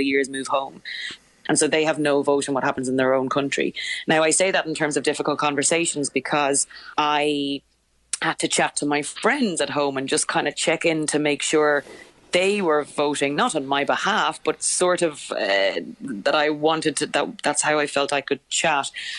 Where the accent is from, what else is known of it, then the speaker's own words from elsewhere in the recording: Ireland; now in United Kingdom; as an Irish person living in the UK